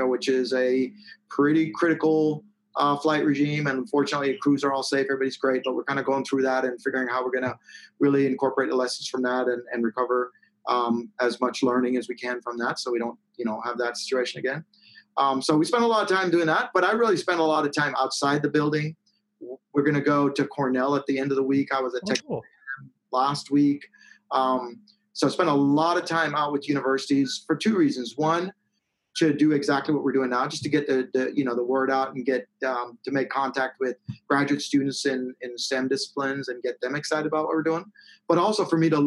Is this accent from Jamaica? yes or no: yes; Jamaica; moved away; I was born in Jamaica and like in the rural, I grew up in the rural hills of Jamaica